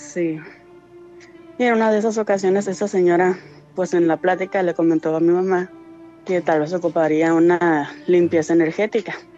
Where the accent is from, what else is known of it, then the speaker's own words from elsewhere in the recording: San Felipe, Baja California, Mexico; De San Felipe, Baja California